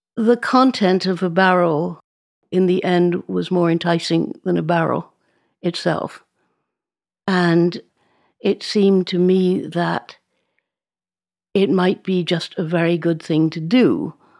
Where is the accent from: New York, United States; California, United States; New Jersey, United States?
New York, United States; moved away as an adult; now in France; I grew up in New York